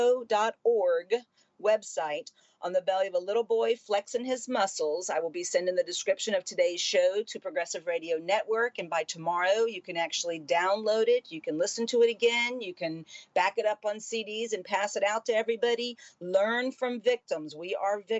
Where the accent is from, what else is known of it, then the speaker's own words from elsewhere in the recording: Miami, Florida, United States; moved away; That's my home. I was born in Miami. My children are there